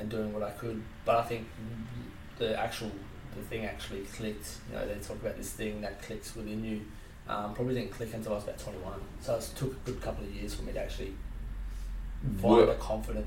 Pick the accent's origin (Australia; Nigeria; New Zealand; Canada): Australia; Salisbury, South Australia; I grew up in Salisbury.